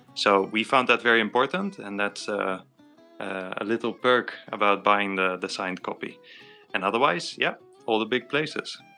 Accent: Netherlands; growing up in Netherlands, everyone cycles and so did

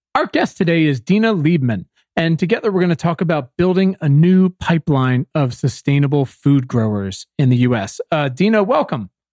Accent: Virginia, United States; I am from Virginia

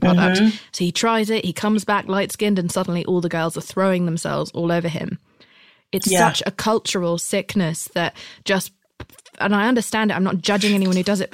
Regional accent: United Kingdom; I'm British.

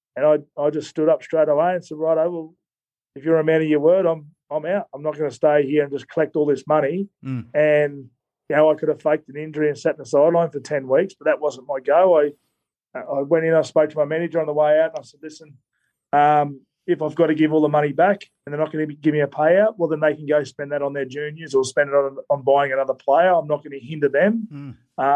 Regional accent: Queensland, Australia; I'm from Queensland

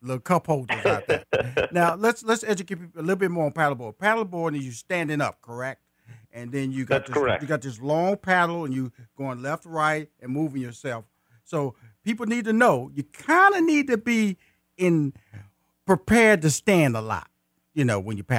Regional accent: Houston, Texas, United States; I'm from Fifth Ward, Texas, in Houston, and two communities. Mama, in the heart of Houston.

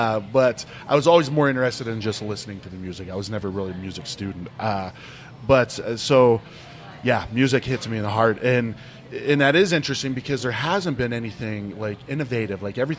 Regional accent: Ohio, United States; moved away as an adult; now in Arizona, United States; a buddy of mine that I grew up with in Ohio. He moved to Florida in 05. I moved here in 07.

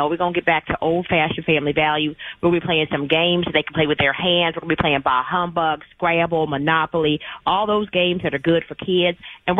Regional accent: Texas, United States; now in Arizona, United States; I actually grew up in Texas, and then my family moved to Arizona. So my parents are from Texas, deep south Texas.

